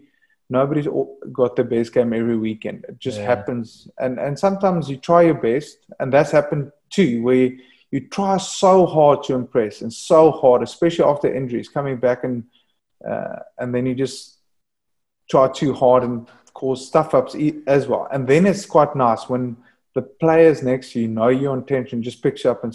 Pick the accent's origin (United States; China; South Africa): South Africa; moved away as an adult; being a South African boy that just loves surfing warm weather